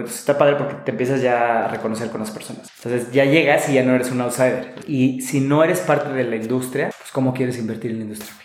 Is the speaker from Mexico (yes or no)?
yes; Mexico; como mexicano